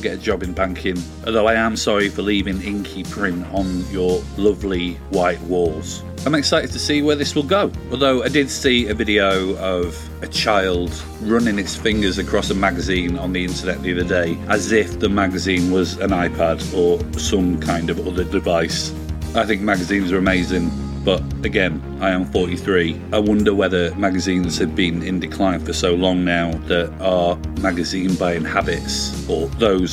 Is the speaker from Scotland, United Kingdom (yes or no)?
no; Yorkshire and the Humber, United Kingdom; I'm from Yorkshire